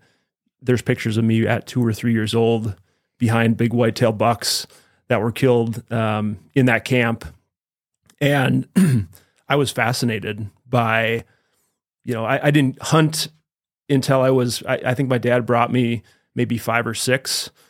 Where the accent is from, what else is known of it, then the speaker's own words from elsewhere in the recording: Wisconsin, United States; moved away as an adult; now in Idaho, United States; I'm actually from Wisconsin.